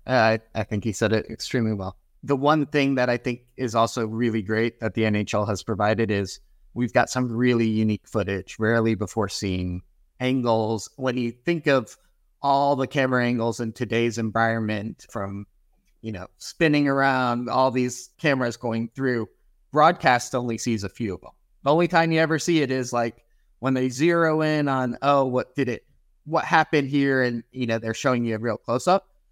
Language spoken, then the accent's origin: English; Chicago, Illinois, United States; also born or lived in Wisconsin; now in California, United States; I grew up in Chicago